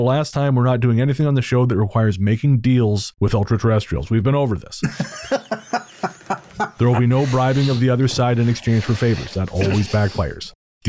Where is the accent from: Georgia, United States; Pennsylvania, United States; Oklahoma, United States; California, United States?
Pennsylvania, United States; Being born and raised in Pennsylvania, I'm always intrigued by your connection with my home state.